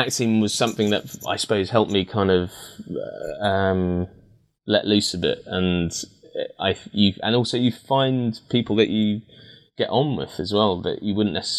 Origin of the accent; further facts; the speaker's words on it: Maida Vale, London, United Kingdom; accent: London accent; My accent, as you sort of mentioned at the beginning, it's sort of been through the mill, so to speak. You know, in terms of, you know, because I used to go to a state school in Maida Vale, mm-hmm. and I used to have quite a London accent.